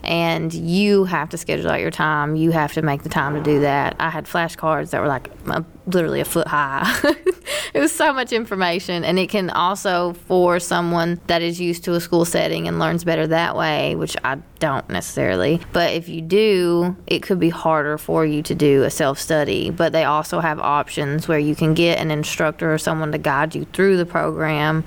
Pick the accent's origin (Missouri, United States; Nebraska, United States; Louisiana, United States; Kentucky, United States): Kentucky, United States; Whitesburg; moved away; that affected my hometown